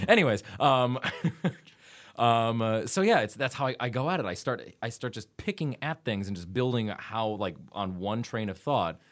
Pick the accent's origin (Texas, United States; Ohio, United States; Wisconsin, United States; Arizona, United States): Wisconsin, United States; I'm from Wisconsin